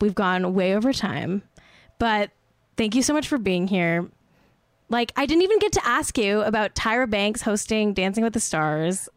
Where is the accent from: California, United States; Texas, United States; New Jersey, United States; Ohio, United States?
California, United States; Manhattan Beach; also born or lived in Santa Monica, California; Manhattan Beach, California, my place of birth. Actually, I was born in Santa Monica